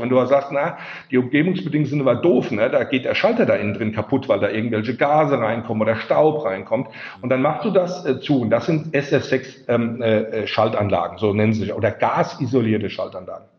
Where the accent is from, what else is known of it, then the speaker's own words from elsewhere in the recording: Rhineland-Palatinate, Germany; accent: Palatinate dialect; vielleicht hört man es auch so ein bisschen an meinem Dialekt raus. Das ist auch so die, die Ecke, wo ich herkomme. Ich wohne also in der Pfalz. Ich bin ein Pelzer.